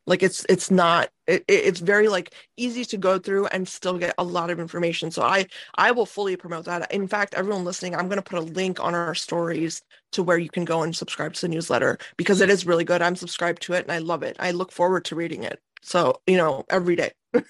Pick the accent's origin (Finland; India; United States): India; Me being Indian, I'm looking at them like that is an oxymoron